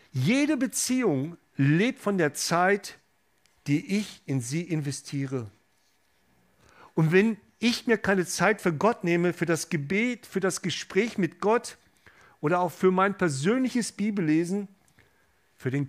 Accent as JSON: {"language": "German", "town": "Gelsenkirchen", "region": "North Rhine-Westphalia", "country": "Germany", "said": "ich komme ursprünglich aus dem Ruhrgebiet, aus Gelsenkirchen"}